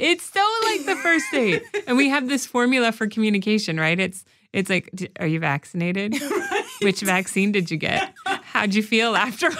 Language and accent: English; Arizona, United States; moved away; also born or lived in Chicago; I grew up in Arizona